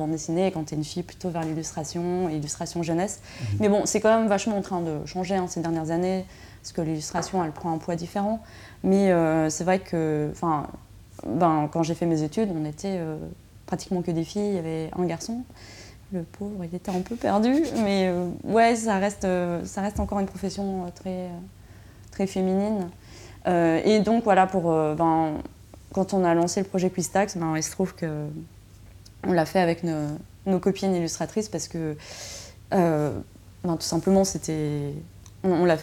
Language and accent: French; Switzerland; Ben ouais, je crois que en tant que Suisse, la France me faisait un peu peur.